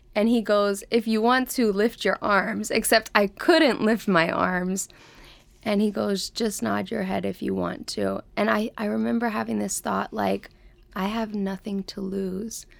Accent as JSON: {"language": "English", "town": "Atlanta", "region": "Georgia", "country": "United States", "tie": "born or raised there", "moved": "yes", "said": "I grew up in Atlanta, Georgia, in the deep South"}